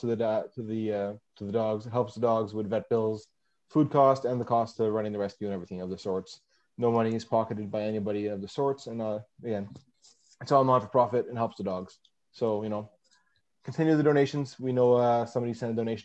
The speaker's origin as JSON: {"language": "English", "region": "Quebec", "country": "Canada", "tie": "born or raised there", "moved": "as an adult", "lives_now": "Manitoba, Canada", "said": "I grew up in Quebec. I live in Manitoba now due to my employer"}